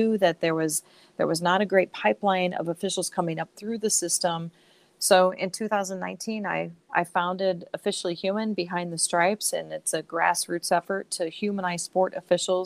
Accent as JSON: {"language": "English", "region": "Central Illinois", "country": "United States", "tie": "born or raised there", "also_born_or_lived": "Chicago", "moved": "as an adult", "said": "When I grew up in Central Illinois and moved to Chicago in 1990"}